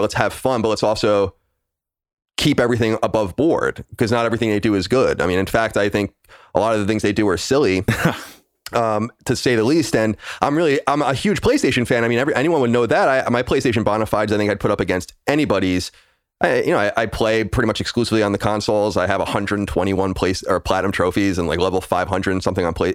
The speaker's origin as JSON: {"language": "English", "area": "Long Island", "region": "New York", "country": "United States", "tie": "born or raised there", "said": "I'm born and raised on Long Island, New York"}